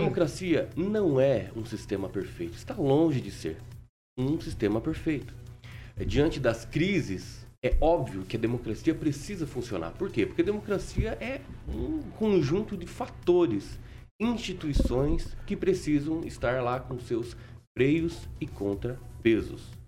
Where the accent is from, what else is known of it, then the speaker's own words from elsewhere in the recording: Brazil; como brasileiro